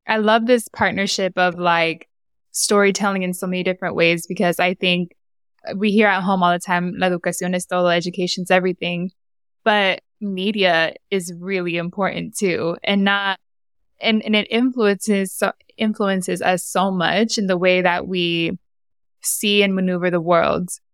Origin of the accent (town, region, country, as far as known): San Diego, California, United States; born or raised there; accent: Honduran